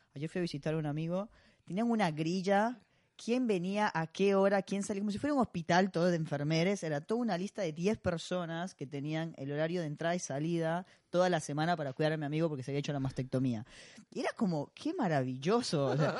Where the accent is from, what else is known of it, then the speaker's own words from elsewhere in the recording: Costa Rica; now in Argentina; a mí me pasa siendo costarricense